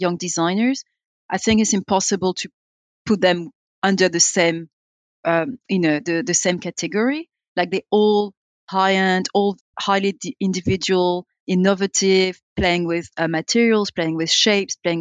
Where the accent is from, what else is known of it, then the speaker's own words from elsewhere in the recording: France; being French and being in a, you know, French speaking land